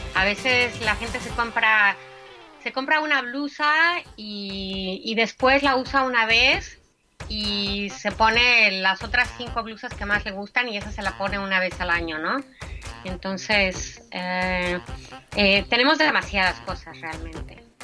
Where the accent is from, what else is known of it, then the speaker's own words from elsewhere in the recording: Mexico; also born or lived in Portugal / Austria / France; now in Germany; también soy mexicana, soy medio mexicana, soy medio austriaca, mi papá es austriaco, mi mamá mexicana